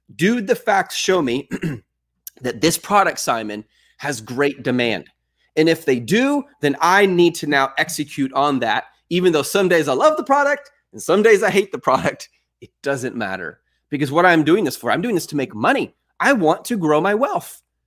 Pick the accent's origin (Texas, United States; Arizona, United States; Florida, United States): Texas, United States; I am from Texas.